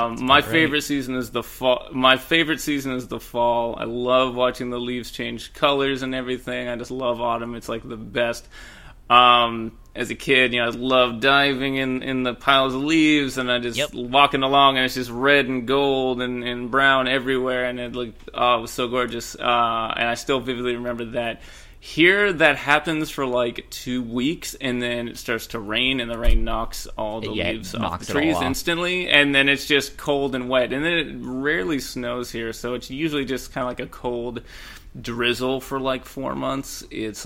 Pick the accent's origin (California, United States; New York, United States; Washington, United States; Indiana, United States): Washington, United States; western; I've lived here for a long time.